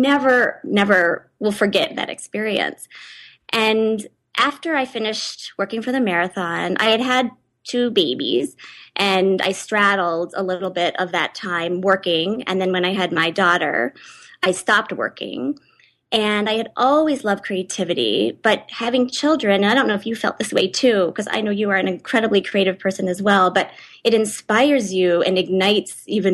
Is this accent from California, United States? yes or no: yes; San Diego, California, United States; moved away as an adult; also born or lived in Chicago; now in Boulder, United States; I grew up in San Diego